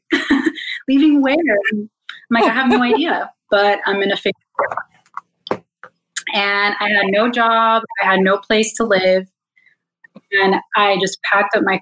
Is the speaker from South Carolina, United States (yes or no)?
no; Miami, Florida, United States; moved away; I'm from Miami, born and raised, and my whole family's here